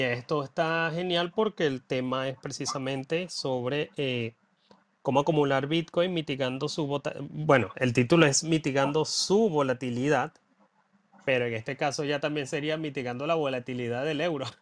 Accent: Venezuela; moved away; mi pueblito en Venezuela

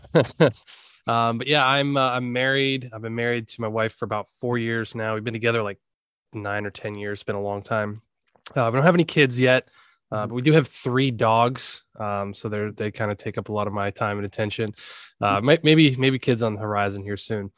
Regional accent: Pennsylvania, United States; also born or lived in Blacksburg, Virginia; we're both from Pennsylvania, but we moved uh, down to Virginia

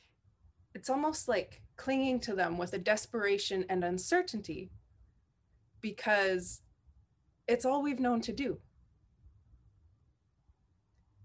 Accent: Shishalh Nation, British Columbia, Canada; now in Pentlatch lands, Canada; I am from the Intlikatmak Nation, raised with the Shishak Nation, and calling in from and marrying into soon Pentlatch lands

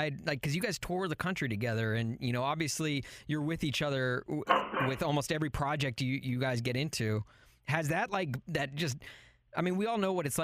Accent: Nashville, Tennessee, United States; moved away; I'm originally from Nashville

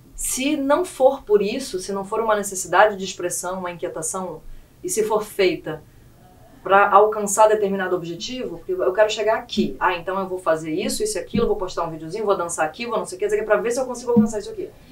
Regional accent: Rio Grande do Sul, Brazil; now in Roraima, Brazil; muito amor pelas minhas raízes gaúchas

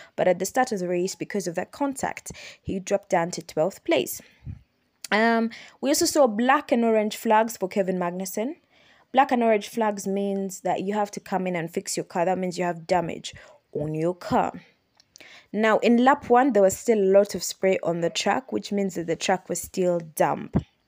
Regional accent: Kampala, Central Region, Uganda

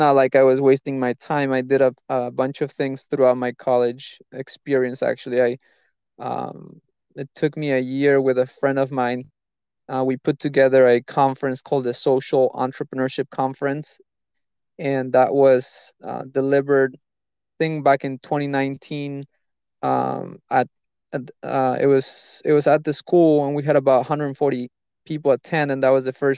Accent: Mexico City, Mexico; moved away as an adult; also born or lived in Florida, United States; now in United States; I was born in Mexico City. I'm 26, and I moved to the States, to the US, about 8 years ago

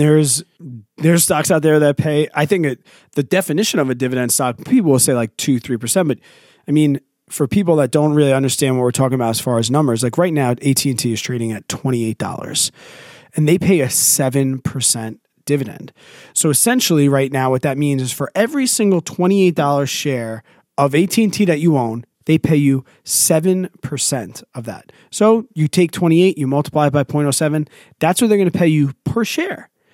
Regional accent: New York, United States; As a New Yorker

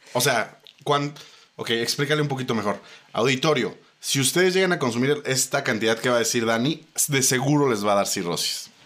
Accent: Mexico; si somos mexicanos

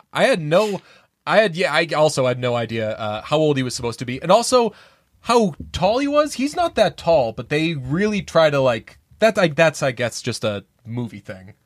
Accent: United States; I'm American

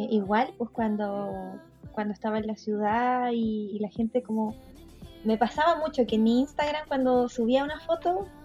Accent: Chile; todos somos iguales, todos somos chilenos, todos nos volvimos chilenos, mágicamente, no fue al revés.

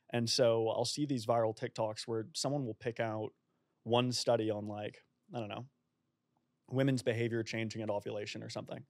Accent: Boston, Massachusetts, United States; moved away as an adult; also born or lived in Oxford; now in Melbourne, Australia; I'm originally from Boston

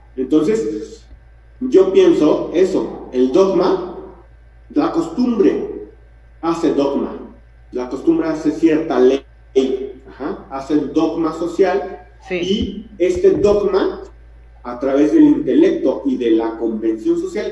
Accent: Mexico; Como mexicanos

